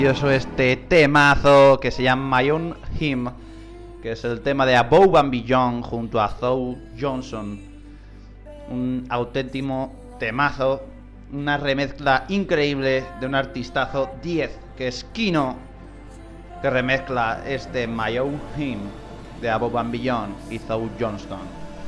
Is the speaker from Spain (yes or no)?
yes; Alcázar de San Juan area, Ciudad Real, Castilla-La Mancha, Spain; afincado en La Mancha, en mi tierra, la zona de Alcázar de San Juan, en Ciudad Real.